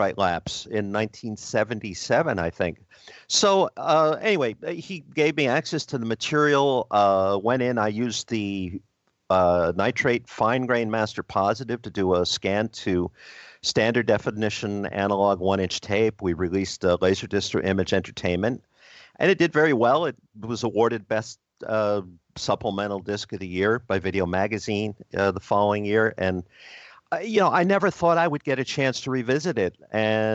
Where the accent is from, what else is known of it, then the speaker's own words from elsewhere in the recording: New Jersey, United States; New Jersey's my home state